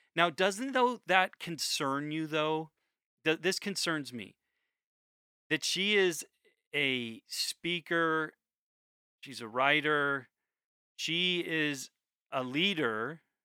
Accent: United States; I'm an American

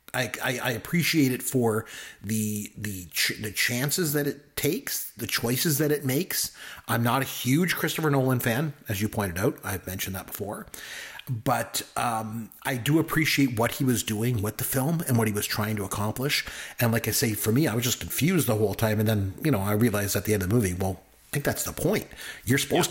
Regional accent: Canada; I'm Canadian

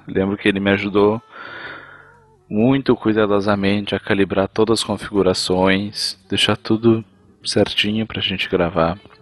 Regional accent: interior of Rio Grande do Sul, Brazil

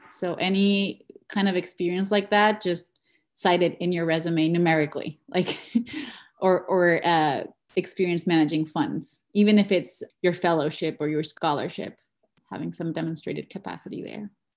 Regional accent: Mexico; moved away as an adult; now in New York, United States; I was born and raised in Mexico, where I achieved a B A in communications and digital media

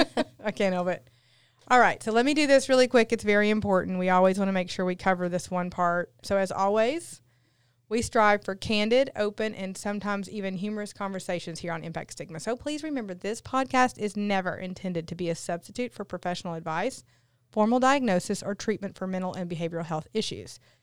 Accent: Newport, Tennessee, United States; from Newport, Tennessee, so I'm from a tiny little town, too.

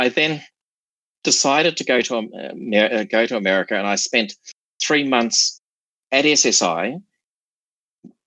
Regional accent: New Zealand; moved away as an adult; now in Sydney, Australia; I came from New Zealand

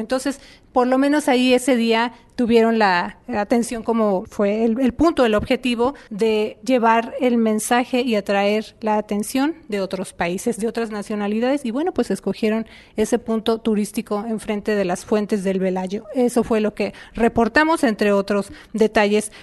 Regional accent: Puerto Rico; moved away; soy ciudadana americana, Puerto Rico eh, somos ciudadanos americanos

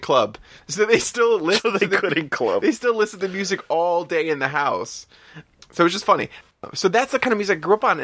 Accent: New York City, New York, United States; I grew up in the Bronx

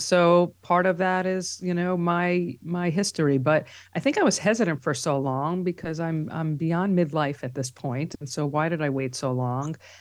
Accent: New York City, New York, United States; accent: New York; also born or lived in Long Island, New York; now in New York City, United States; we grew up, uh, for the first many years in Riverdale, which is in the Bronx

